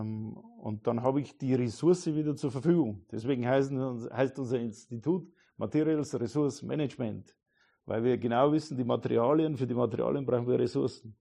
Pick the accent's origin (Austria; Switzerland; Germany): Germany; Neumarkt in der Oberpfalz, Bavaria; also born or lived in Regensburg; meine Heimat, da, Neumarkt in der Oberpfalz